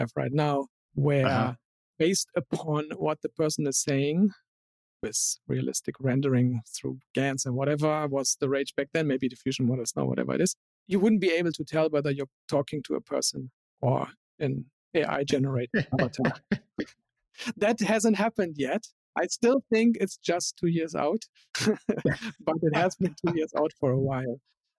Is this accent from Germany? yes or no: yes; Germany; born there; still know that I was born in Germany